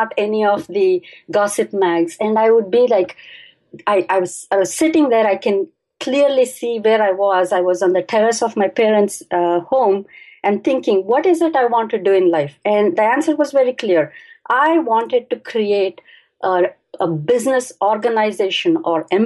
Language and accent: English; Bangalore, Karnataka, India; I was born and I grew up in Bangalore, and that's in India